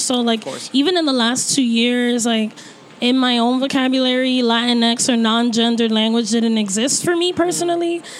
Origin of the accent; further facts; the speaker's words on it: New York City, New York, United States; I'm from Brooklyn